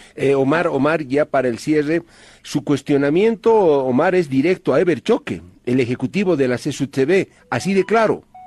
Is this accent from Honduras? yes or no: no; Bolivia; also born or lived in La Paz; todos somos bolivianos